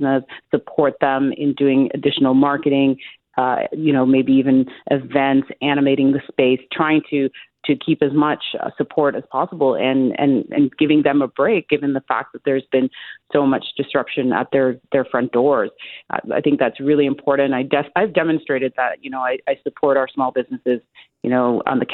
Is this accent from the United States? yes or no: no; Toronto, Ontario, Canada; I'm from Scarborough, very well known as a subway champion